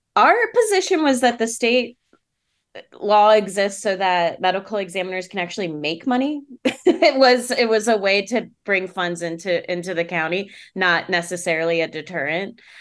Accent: Maryland, United States; now in Pittsburgh, United States; I'm from Maryland

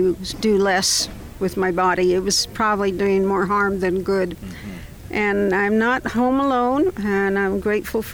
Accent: Alabama, United States; from Alabama

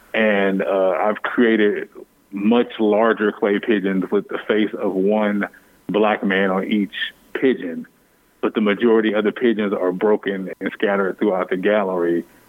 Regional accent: United States; I'm still a patriot. I'm still an American, but it's really hard to reckon with being in a place that sometimes you never feel the reciprocity of that love.

